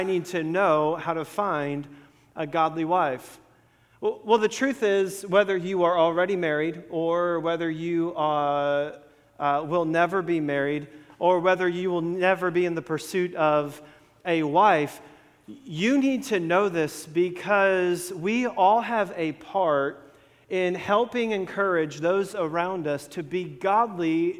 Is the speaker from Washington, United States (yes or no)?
no; Florida, United States; growing up in Florida